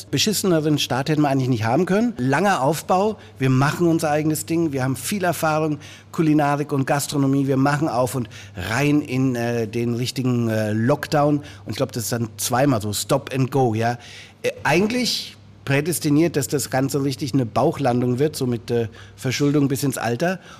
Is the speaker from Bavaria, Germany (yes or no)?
yes; Bavaria, Germany; Und als Franke, der mit Leberkäse groß wurde, kann ich nur sagen